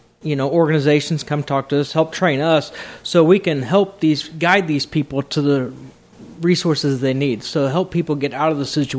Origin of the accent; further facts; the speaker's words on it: Danville, Indiana, United States; Right here in Danville, Indiana.